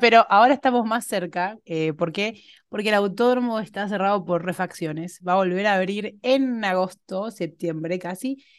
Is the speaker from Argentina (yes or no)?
yes; Argentina